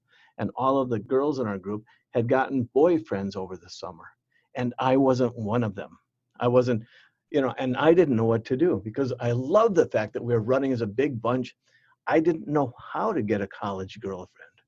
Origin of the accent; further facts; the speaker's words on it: Bismarck, North Dakota, United States; moved away as an adult; also born or lived in Minnesota / Guatemala; I came from Bismarck, came to Minnesota, first one out of our family to leave the state, actually to leave Bismarck to go to college